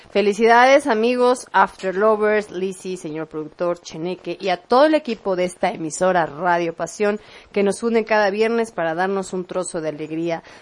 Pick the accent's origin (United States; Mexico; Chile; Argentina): Mexico; Y porque nosotros somos mexicanos.